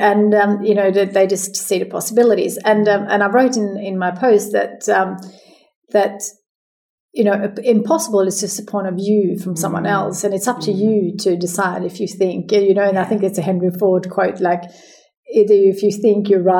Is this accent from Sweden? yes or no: yes; Sweden; now in Australia; because I moved to Sweden from Sweden to Australia, and I just decided that once a year I'm going to go home.